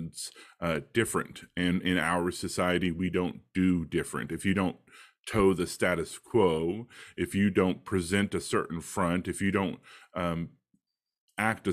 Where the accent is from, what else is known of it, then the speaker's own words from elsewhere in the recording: Texas, United States; I grew up in Texas, the American South